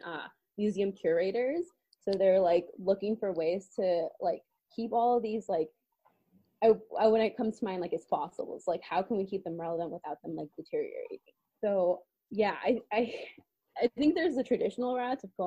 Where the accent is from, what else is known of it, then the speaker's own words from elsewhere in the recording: San Diego, California, United States; I'm from San Diego